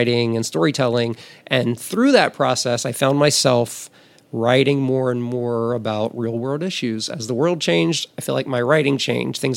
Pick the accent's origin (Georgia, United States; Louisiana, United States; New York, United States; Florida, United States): Louisiana, United States; Amite; moved away as an adult; now in Los Angeles, United States; growing up in Amite, Louisiana